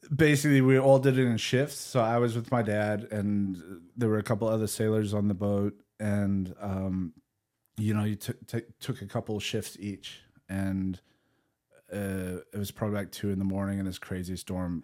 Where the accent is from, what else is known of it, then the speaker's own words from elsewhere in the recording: South Africa; moved away as an adult; also born or lived in England; growing up in South Africa